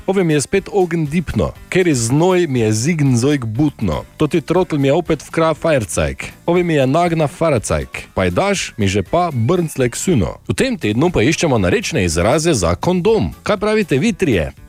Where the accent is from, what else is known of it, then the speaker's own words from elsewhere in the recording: Ormož, Drava, Slovenia; prihajam za kolic Ormuža, pri nas rečemo temu.